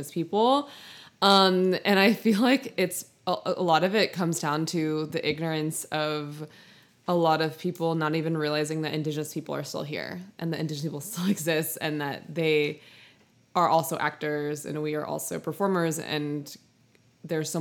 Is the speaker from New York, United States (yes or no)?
yes; New York City, New York, United States; now in Long Beach, United States; I grew up in New York City